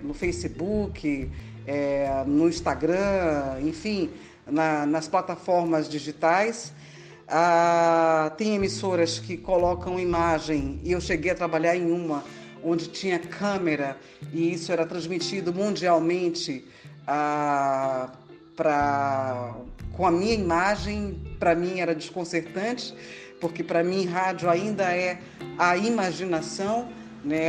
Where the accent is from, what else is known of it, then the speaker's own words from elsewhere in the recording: Salvador, Bahia, Brazil; sou de Salvador, Bahia